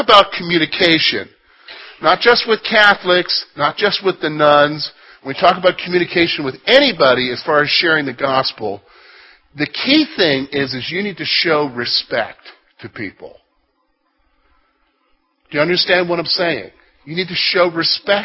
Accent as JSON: {"language": "English", "country": "United States", "also_born_or_lived": "Canada"}